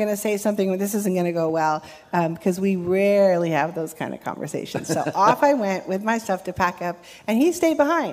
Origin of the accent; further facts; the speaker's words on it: Ventura, California, United States; I grew up in California, grew up in Ventura